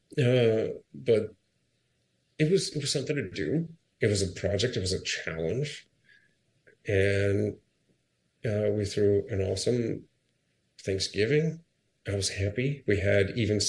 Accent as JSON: {"language": "English", "town": "Akron", "region": "Ohio", "country": "United States", "tie": "born or raised there", "moved": "yes", "said": "I ran my hometown marathon in Akron, Ohio"}